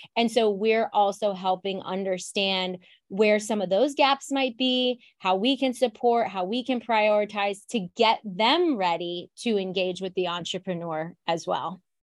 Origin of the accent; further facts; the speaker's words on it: Ohio, United States; now in Chicago, United States; I'm from Ohio and, you know, I come here and I'm just, like, Midwest through and through